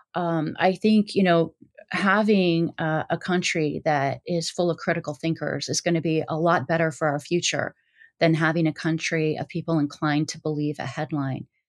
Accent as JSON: {"language": "English", "region": "Midwest", "country": "United States", "tie": "born or raised there", "said": "I was raised in the Midwest"}